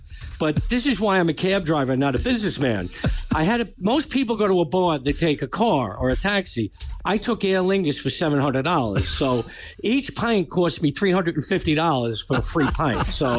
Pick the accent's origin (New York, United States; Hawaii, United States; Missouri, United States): New York, United States; I grew up in Queens in an Italian neighborhood with these mob clubs.